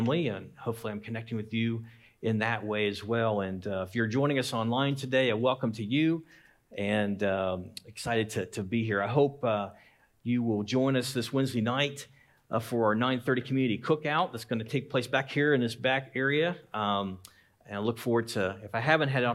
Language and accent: English; Lancaster, Ohio, United States; my hometown, Lancaster, Ohio